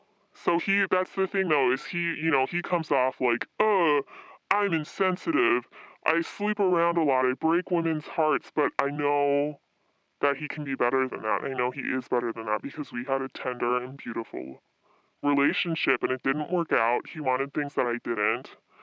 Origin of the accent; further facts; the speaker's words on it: Midwest, United States; I'm from the Midwest, so, you know, I'm used to these guys who are really closed off.